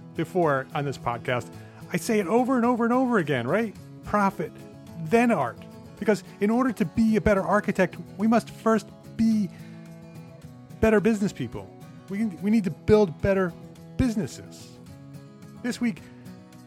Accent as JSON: {"language": "English", "town": "Paramus", "region": "New Jersey", "country": "United States", "tie": "born or raised there", "moved": "yes", "said": "I'm a Jersey boy too. So I grew up in Paramus, New Jersey, and my parents are still there"}